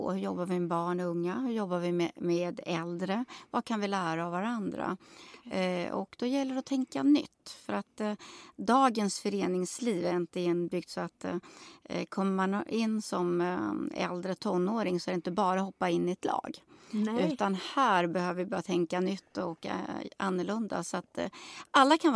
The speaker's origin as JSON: {"language": "Swedish", "town": "Nora", "region": "Örebro County", "country": "Sweden", "said": "Jag kommer ju från Nora kommun."}